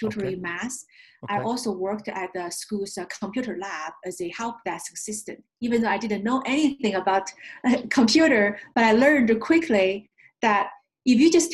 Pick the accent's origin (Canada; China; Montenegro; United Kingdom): China; first language Chinese; English is a second language; moved away as an adult; also born or lived in upstate New York / Denver / Michigan; now in United States; I'm an immigrant from China, an American by choice. I was born and raised in communist China. I grew up there, and I came here as a graduate school student